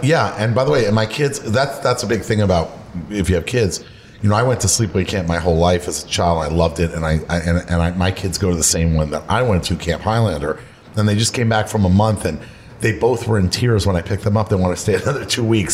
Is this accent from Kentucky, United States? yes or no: no; Florida, United States; moved away; I grew up in Florida where the water is 83 degrees